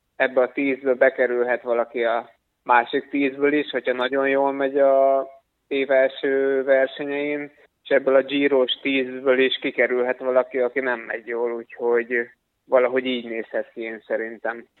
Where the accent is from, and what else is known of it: Hungary